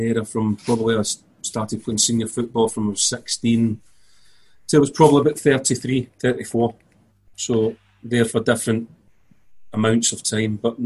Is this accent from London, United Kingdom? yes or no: no; Glasgow, Scotland, United Kingdom; I'm from Scotland, Glasgow. Played football from a very early age